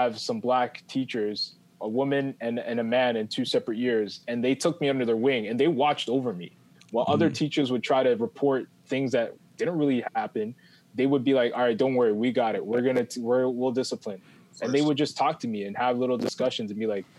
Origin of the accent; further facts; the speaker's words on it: Toronto, Ontario, Canada; I'm from Malvern